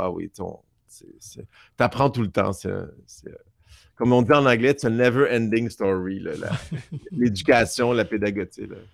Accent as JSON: {"language": "French", "town": "Montreal", "region": "Quebec", "country": "Canada", "tie": "born or raised there", "said": "J'ai grandi à Outremont, Montréal."}